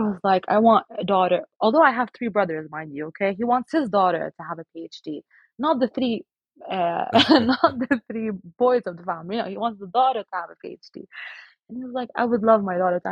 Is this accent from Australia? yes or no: no; Lebanon; moved away as an adult; now in United Kingdom; So now I'm in the UK, but I'm originally from Lebanon